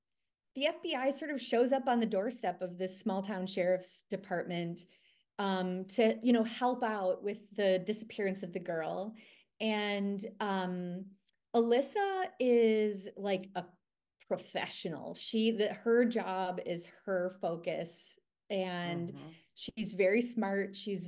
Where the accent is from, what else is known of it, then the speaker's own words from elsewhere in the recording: Green Bay, Wisconsin, United States; I mean, I'm from Green Bay, but it's called going up north.